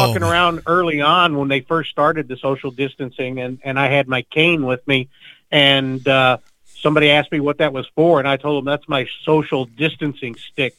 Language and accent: English; Virginia, United States; I've got a friend I grew up with in Virginia